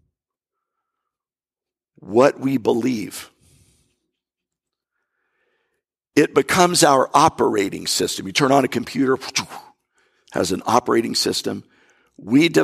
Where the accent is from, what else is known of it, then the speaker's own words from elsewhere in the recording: North Florida, United States; I'm from North Florida. My background is country in a way.